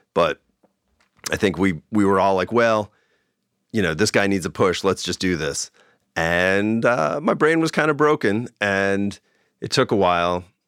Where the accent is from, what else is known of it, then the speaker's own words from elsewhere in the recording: Long Island, New York, United States; now in Bay Area, United States; where I grew up in Long Island